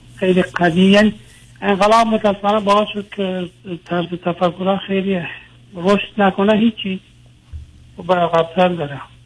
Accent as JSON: {"language": "Persian", "country": "Iran", "moved": "as an adult", "lives_now": "Europe", "said": "من تقریبا یه چهار سالی هست که از ایران آمدم بیرون اروپا"}